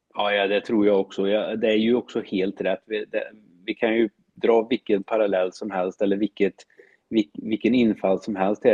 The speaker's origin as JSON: {"language": "Swedish", "region": "Värmland", "country": "Sweden", "said": "jag är en skogstokig värmlänning som älskar människor"}